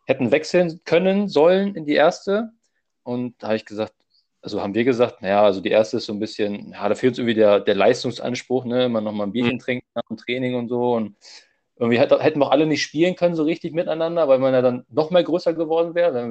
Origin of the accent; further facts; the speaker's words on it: Hanover, Lower Saxony, Germany; now in Kiel, Germany; ich komme ursprünglich aus Hannover, das ist meine erste Station gewesen.